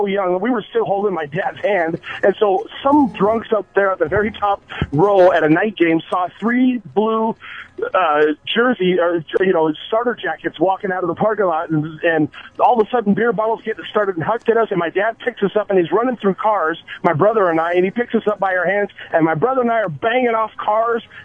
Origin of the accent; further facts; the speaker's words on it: the Bay Area, California, United States; moved away; we're from the Bay originally